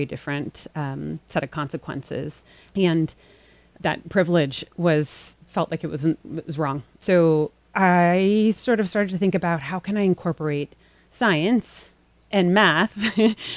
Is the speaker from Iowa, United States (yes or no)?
no; Los Angeles, California, United States; moved away; I grew up in Los Angeles